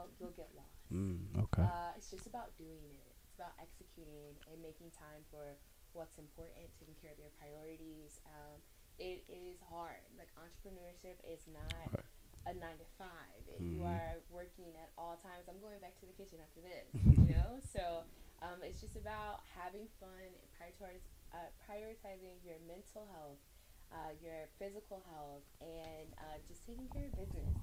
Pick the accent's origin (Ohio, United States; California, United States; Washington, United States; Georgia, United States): Ohio, United States; Cleveland; now in Nashville, United States; I'm originally from Cleveland, Ohio.